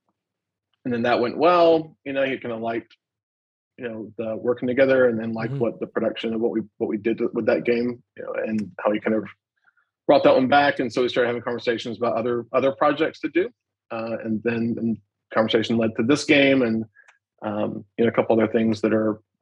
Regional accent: Alabama, United States; I'm from Alabama.

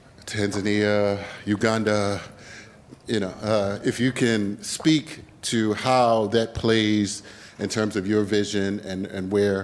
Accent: Baltimore, Maryland, United States; I'm from Baltimore. I am an African American.

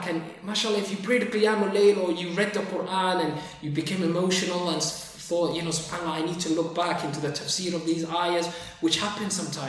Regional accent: Sheffield, Yorkshire and the Humber, United Kingdom; also born or lived in Liverpool / Somalia / Yemen / Egypt; Liverpool. But I've grown up in Sheffield since my early years.

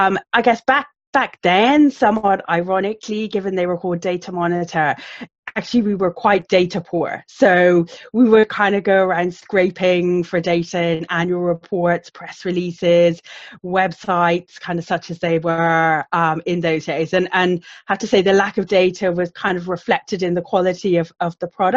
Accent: Ireland; now in United Kingdom; you probably can't tell from the accent, but I'm actually Irish, but been living in the UK for about 25 years.

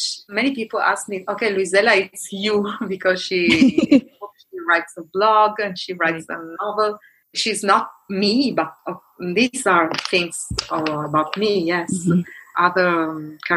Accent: Italy; moved away as an adult; now in Suzhou, China; When I was living in Italy, we have a big Chinese community in my hometown

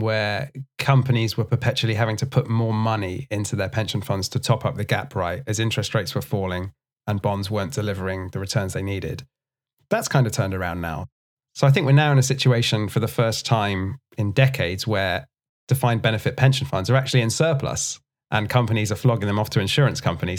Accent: United Kingdom; as a British person

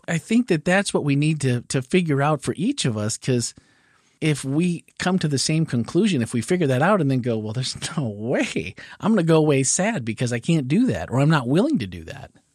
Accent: Midwest, United States; growing up in the Midwest

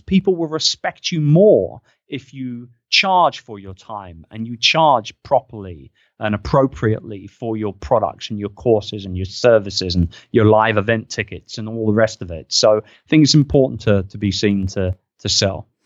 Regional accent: United Kingdom; I'm a Brit

